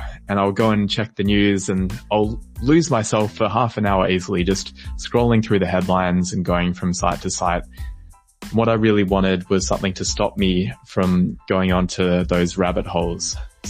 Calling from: Melbourne, Victoria, Australia; I am calling in from Melbourne, Australia.

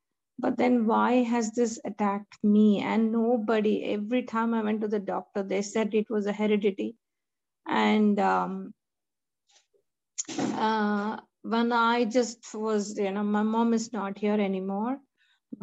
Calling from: Melbourne, Victoria, Australia; Praise the Lord, everyone. … from Melbourne.

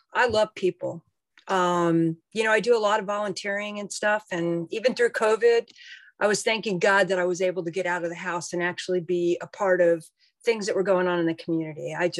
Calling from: Herndon, Virginia, United States; I am in Herndon, Virginia, which is outside of DC, about 40 minutes.

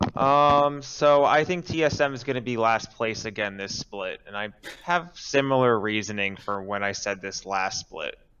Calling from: Jersey City, New Jersey, United States; calling from Jersey City, uh, New Jersey.

